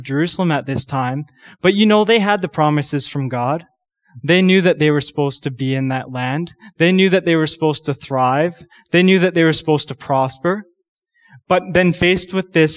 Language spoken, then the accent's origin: English; Canada; a Canadian young man